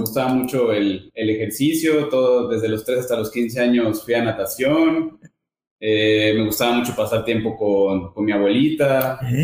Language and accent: Spanish; Veracruz, Mexico; Soy de Veracruz, tengo 33 años.